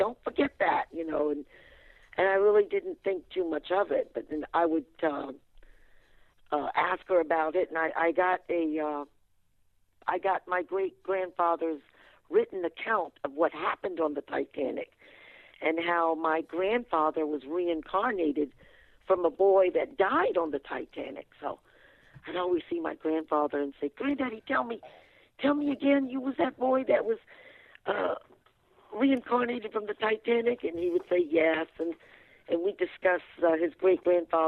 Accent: Fredericksburg, Virginia, United States; I was born and raised in Fredericksburg, Virginia

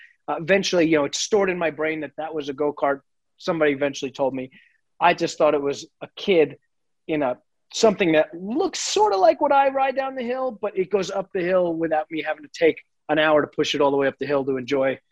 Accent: Long Island, New York, United States; I grew up in New York on Long Island.

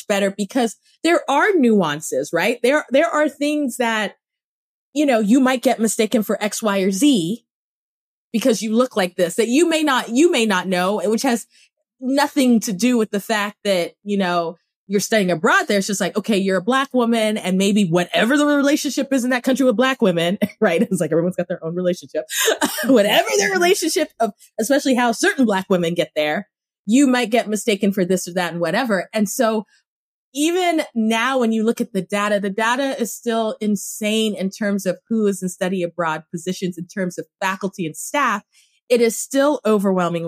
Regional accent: Cameroon; moved away; I grew up in Cameroon, so the French is there

